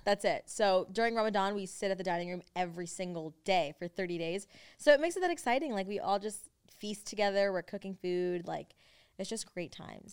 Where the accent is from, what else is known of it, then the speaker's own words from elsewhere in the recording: United States; accent: generic American; now in Los Angeles, United States; we grew up in America and our parents both, like, grew up in different places as well that when they came here, we kinda didn't adapt to either one of their accents. It was more just, like, generic